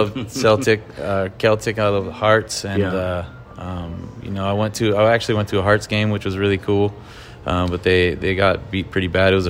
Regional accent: California, United States; growing up in California, that's what you eat.

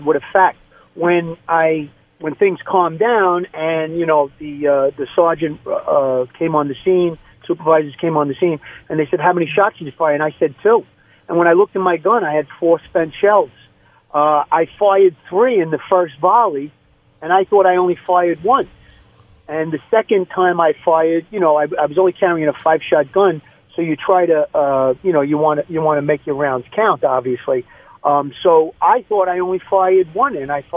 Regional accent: New York City, New York, United States; I grew up in Brooklyn, New York, just outside of Coney Island

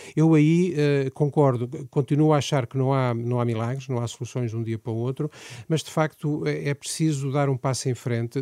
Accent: Aveiro, Aveiro District, Portugal; eu sou de Aveiro, de uma zona rural do Conselho de Aveiro, sou filho de agricultores

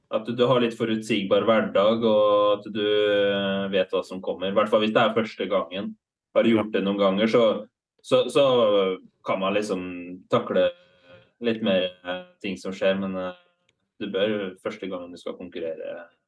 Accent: Halden, Østfold, Norway; hockeylaget i Halden, der jeg kommer fra

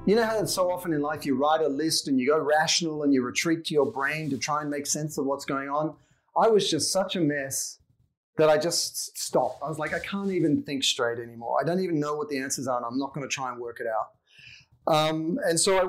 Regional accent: Sydney, New South Wales, Australia; accent: Aussie; moved away as an adult; now in Los Angeles, United States; I grew up in Sydney and spent my whole life there until I was about 26, and I've been in LA now for over 20 years

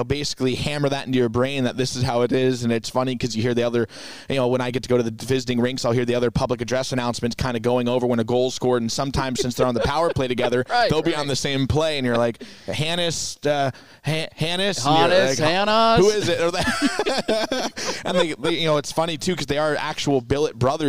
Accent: Chapel Hill, North Carolina, United States; moved away as an adult; also born or lived in Arizona; now in Portland, United States; I'm from Chapel Hill, North Carolina originally

